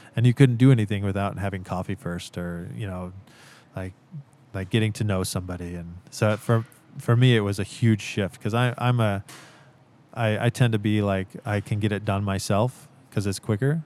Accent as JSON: {"language": "English", "region": "Central Oregon", "country": "United States", "tie": "born or raised there", "said": "I grew up in Central Oregon"}